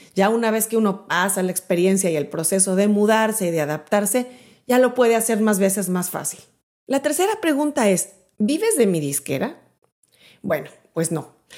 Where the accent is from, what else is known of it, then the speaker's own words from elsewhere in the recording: Mexico City, Mexico; moved away as an adult; now in Miami, United States; yo soy de México, soy de la Ciudad de México. Viví ahí durante mis primeros 31 años